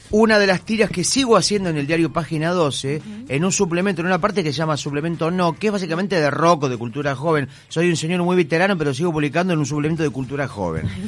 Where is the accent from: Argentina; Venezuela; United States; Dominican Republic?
Argentina; Mar del Plata, Buenos Aires Province; now in Buenos Aires, Argentina; Soy un mar platense que está instalado en Buenos Aires